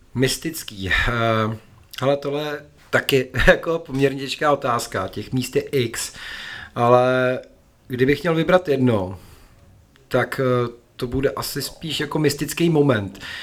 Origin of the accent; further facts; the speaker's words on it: Bohemia, Czechia; tady u nás v Čechách